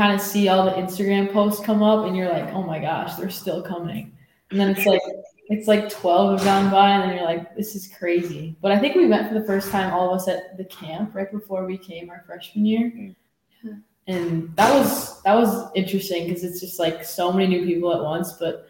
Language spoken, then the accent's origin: English; Maple Grove, Minnesota, United States; living in Minnesota, I grew up in Maple Grove.